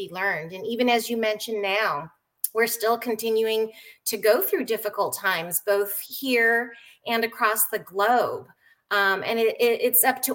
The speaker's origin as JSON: {"language": "English", "town": "San Diego", "region": "California", "country": "United States", "tie": "born or raised there", "also_born_or_lived": "Japan", "said": "I was born in Japan. Though I was raised primarily in San Diego, California, and have not looked back, I actually consider San Diego, California, my home now"}